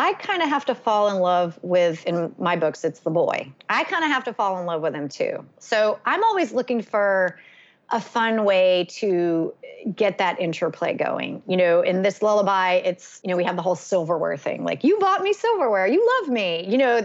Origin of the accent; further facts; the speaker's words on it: North Carolina, United States; also born or lived in Evanston, Illinois; I still live in my hometown